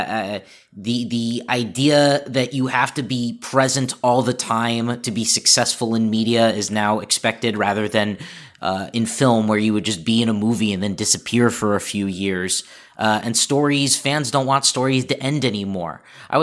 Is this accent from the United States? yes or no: yes; the San Fernando Valley, California, United States; I'm from the Valley